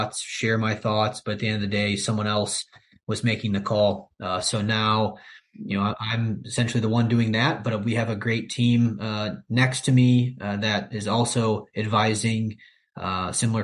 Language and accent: English; Valparaiso, Indiana, United States; also born or lived in Chicago; to live and to work here back in my hometown